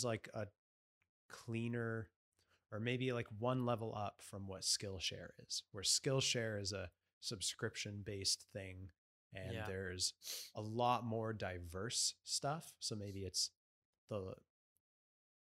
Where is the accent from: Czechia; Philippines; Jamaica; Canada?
Canada; as Canadian citizens